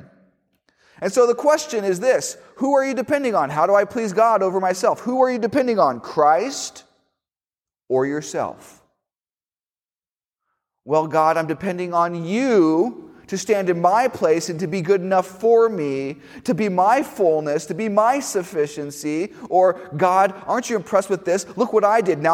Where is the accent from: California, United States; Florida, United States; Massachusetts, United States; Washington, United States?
Florida, United States; Miami; moved away; when I was in high school, I went to a school in Miami, and I didn't say this earlier, but I am from Miami, Florida